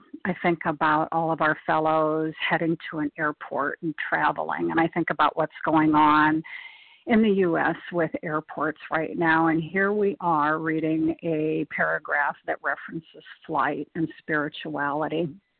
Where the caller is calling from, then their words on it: Nebraska, United States; I'm calling in from Nebraska.